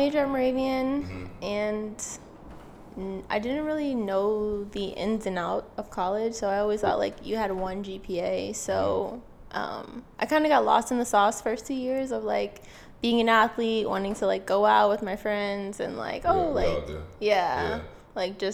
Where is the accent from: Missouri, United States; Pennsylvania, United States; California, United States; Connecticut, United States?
Pennsylvania, United States; I'm from Pennsylvania